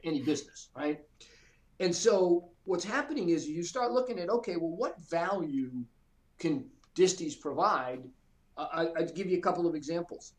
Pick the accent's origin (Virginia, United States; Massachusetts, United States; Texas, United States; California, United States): Massachusetts, United States; Boston; moved away as an adult; now in Atlanta, United States; I grew up in the Boston area, kind of lower middle class